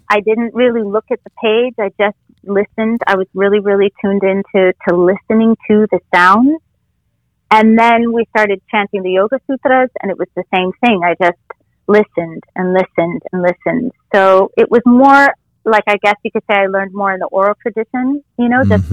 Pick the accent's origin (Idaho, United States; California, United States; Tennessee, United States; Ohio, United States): California, United States; Costa Mesa; also born or lived in Los Angeles, California; now in Florida, United States; growing up in Orange County in Southern yeah. California